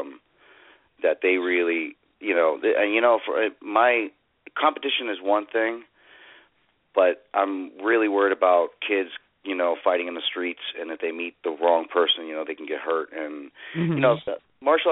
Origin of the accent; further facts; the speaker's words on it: Houston, Texas, United States; I'm from Houston, Texas